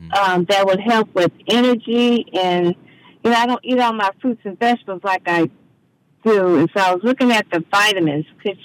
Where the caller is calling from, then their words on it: Dallas, Texas, United States; I'm calling from Dallas, Texas.